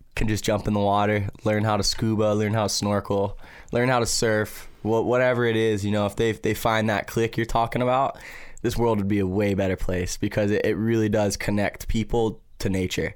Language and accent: English; Maui, Hawaii, United States; growing up on Maui